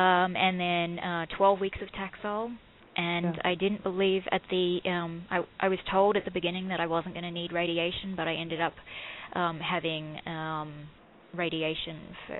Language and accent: English; Australia; No, I don't have family here. I was born and raised in Australia.